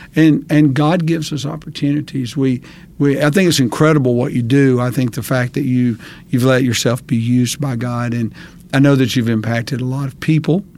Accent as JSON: {"language": "English", "town": "Hansville", "country": "United States", "tie": "born or raised there", "moved": "as an adult", "said": "I grew up in Hansville and then left here for many years, for almost twenty years, and then came back"}